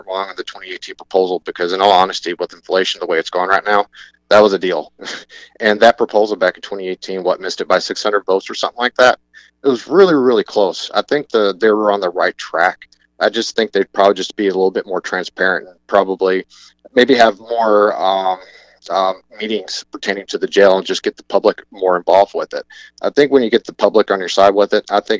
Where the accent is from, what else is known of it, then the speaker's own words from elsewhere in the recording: Northeast Alabama, United States; moved away as an adult; also born or lived in Upper Peninsula, Michigan; now in Michigan, United States; I'm from Northeast Alabama originally. I made it up here at Michigan Tech back in 2007